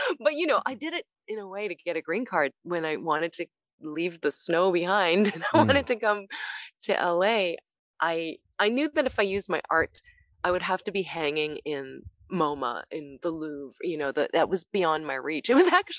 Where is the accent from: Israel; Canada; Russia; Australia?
Canada; Toronto, Ontario; English is a second language; moved away as an adult; now in Los Angeles, United States; when I first moved to Canada and I didn't speak English